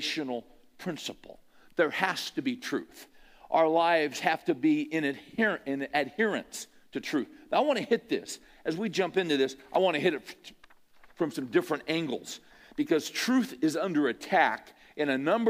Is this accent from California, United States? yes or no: yes; California, United States; I grew up in California